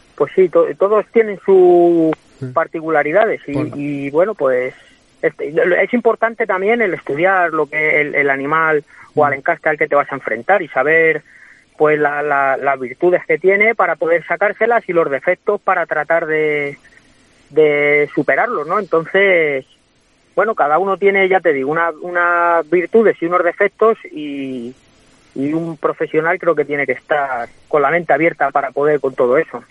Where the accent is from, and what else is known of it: Guadalajara, Castilla-La Mancha, Spain; now in Madrid, Spain